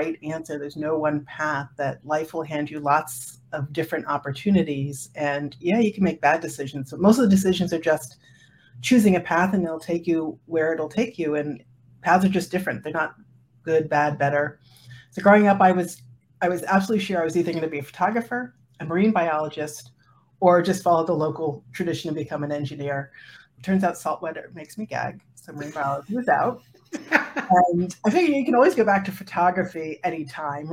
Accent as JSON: {"language": "English", "town": "Woodstock", "region": "New York", "country": "United States", "tie": "born or raised there", "said": "I grew up in Woodstock, New York."}